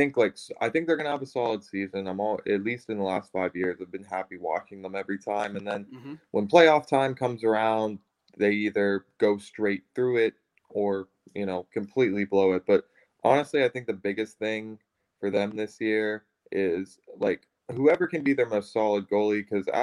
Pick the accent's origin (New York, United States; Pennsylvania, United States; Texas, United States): Pennsylvania, United States; Pittsburgh; you know, we're all from Pittsburgh, so we are, and we watch the games